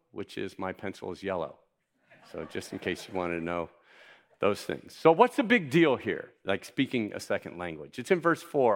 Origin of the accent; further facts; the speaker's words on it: Miami, Florida, United States; I grew up in Miami